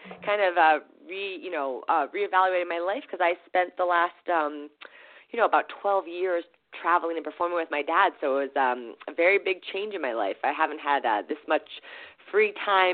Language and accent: English; Florida, United States; now in Hawaii, United States; I was born in Florida and living in Hawaii.